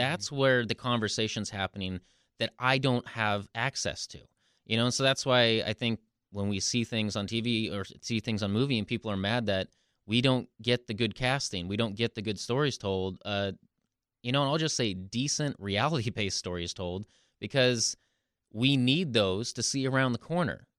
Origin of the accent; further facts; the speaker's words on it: the Northwest, Pacific Northwest, United States; growing up in the Northwest